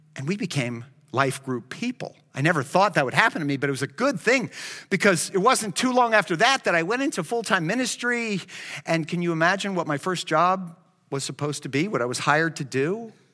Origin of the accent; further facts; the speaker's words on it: Miami, Florida, United States; I grew up in Miami